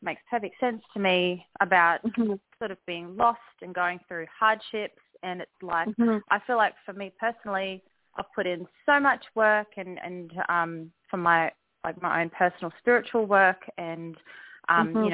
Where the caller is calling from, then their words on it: Australia; I'm calling from Australia.